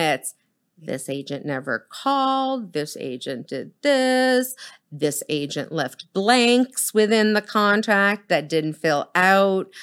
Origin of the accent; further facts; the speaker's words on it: Boston, Massachusetts, United States; now in Dallas-Fort Worth, United States; I come from Boston. I'm Boston blunt